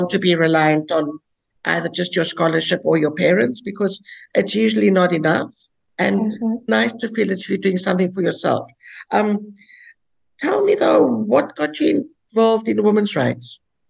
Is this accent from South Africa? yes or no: yes; South Africa; I'm from South Africa.